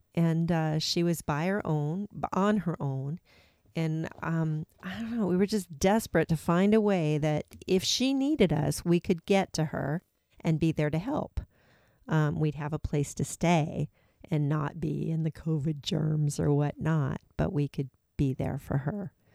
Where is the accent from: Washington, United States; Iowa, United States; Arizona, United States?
Washington, United States; Seattle; moved away as an adult; also born or lived in Atlanta, Georgia; we came from the Pacific Northwest, but we'd been out on the East Coast. But in twenty nineteen, we need, we moved back home to Seattle, Washington